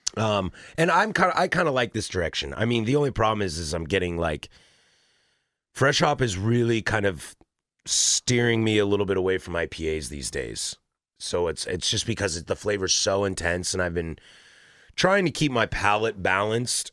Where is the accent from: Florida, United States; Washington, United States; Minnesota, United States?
Washington, United States; Spokane; I was born in Spokane and went to school at Wazoo.